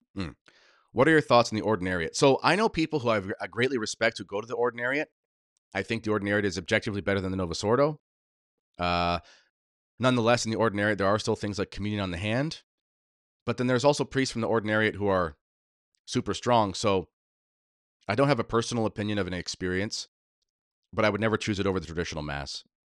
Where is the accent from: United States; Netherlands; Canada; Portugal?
Canada; I'm a Canadian patriot through and through, as crazy as this place is, this is m, this is where I, I was born, this is where I learned to skate